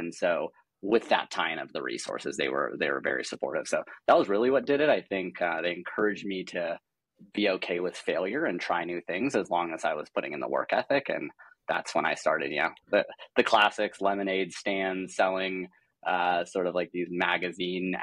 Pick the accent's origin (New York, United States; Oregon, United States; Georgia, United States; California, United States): California, United States; Los Angeles; also born or lived in Santa Barbara, California / Seattle, Washington; I grew up in Los Angeles, greater LA area